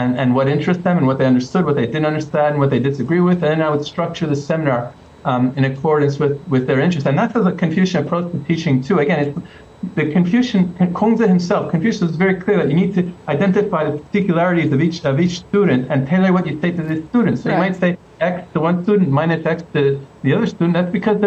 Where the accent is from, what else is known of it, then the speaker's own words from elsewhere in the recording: Canada; moved away as an adult; also born or lived in United Kingdom / China; I'm from Canada